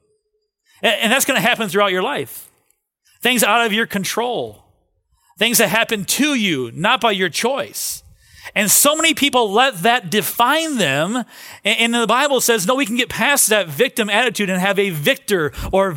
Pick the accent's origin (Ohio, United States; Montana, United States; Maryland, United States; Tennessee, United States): Ohio, United States; Cleveland; moved away; I grew up in Cleveland